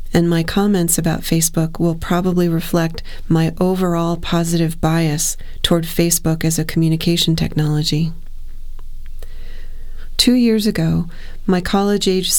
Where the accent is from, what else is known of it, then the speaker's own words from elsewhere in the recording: Ohio, United States; I'm from Ohio